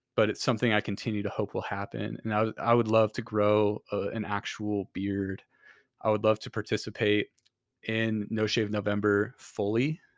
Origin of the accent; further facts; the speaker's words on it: Kendallville, Indiana, United States; moved away; in Kendallville, which is where I'm from